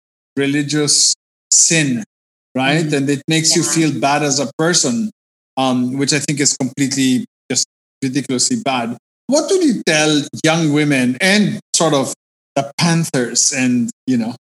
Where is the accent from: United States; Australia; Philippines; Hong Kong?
Philippines; being a Filipina has always been about being mahinhin and not talking about this stuff.